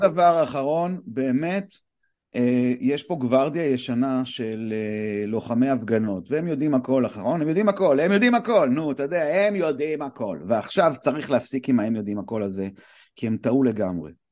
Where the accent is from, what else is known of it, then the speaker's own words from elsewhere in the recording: Bat Yam, Tel Aviv District, Israel; also born or lived in Los Angeles; now in Tel Aviv, Israel; אני תל אביב מבת ים